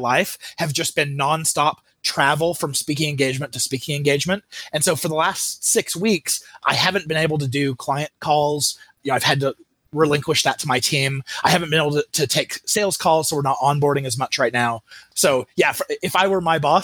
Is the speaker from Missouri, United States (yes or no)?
no; Mesa, Arizona, United States; I grew up in Mesa, Arizona